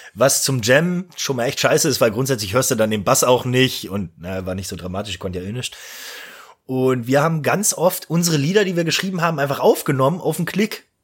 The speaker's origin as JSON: {"language": "German", "region": "Eifel", "country": "Germany", "said": "ich bin auf eine neue Schule gekommen nach der Realschule und da äh, bei uns in Eifeld"}